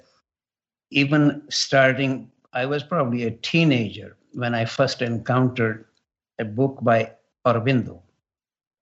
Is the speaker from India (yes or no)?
yes; India; now in Canada; growing up in India